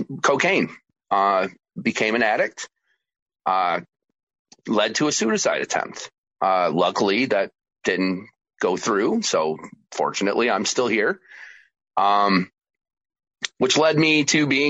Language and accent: English; New York, United States; also born or lived in Georgia; I then returned to my home state of New York